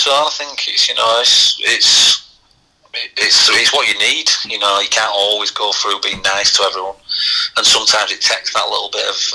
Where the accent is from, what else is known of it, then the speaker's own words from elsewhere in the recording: Leeds, Yorkshire and the Humber, United Kingdom; I was from Leeds